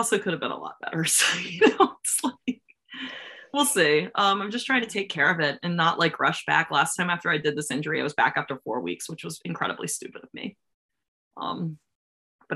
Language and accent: English; Maryland, United States; being from Maryland, like there's not a lot of wrestling here